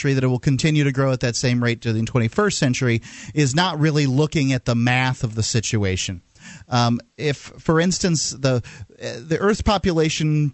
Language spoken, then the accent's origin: English; Florida, United States; I'm from Florida